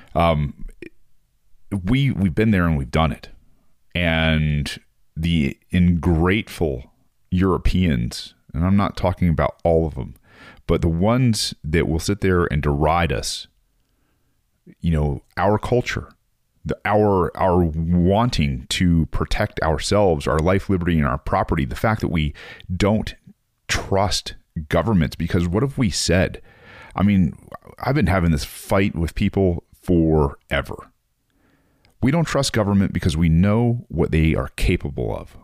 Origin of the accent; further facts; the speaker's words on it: United States; being an American